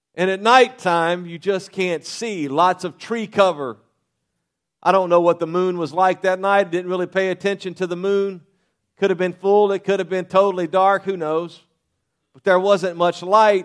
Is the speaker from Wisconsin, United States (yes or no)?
no; Louisiana, United States; I was raised in Louisiana